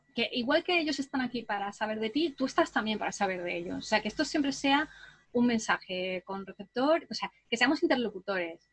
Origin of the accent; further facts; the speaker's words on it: southern Spain, Spain; also born or lived in England; aunque me siento un poco más española porque he pasado más parte de mi vida aquí en el sur de España